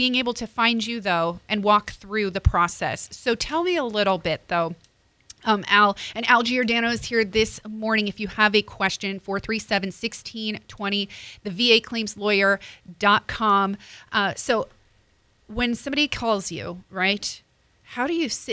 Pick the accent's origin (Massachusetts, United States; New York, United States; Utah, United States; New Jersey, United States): New Jersey, United States; I'm from Jersey